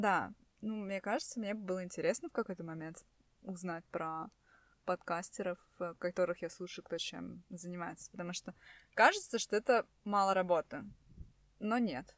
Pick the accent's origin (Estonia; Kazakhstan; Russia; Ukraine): Estonia; Tallinn, Harju County; мы из Эстонии, э, из Сталина